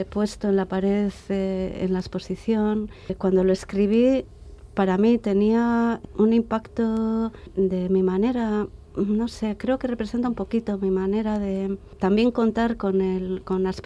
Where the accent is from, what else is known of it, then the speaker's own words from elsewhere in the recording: Bilbao, Basque Country, Spain; había que tener muy en cuenta que Bilbao era mi ciudad, es mi ciudad de origen.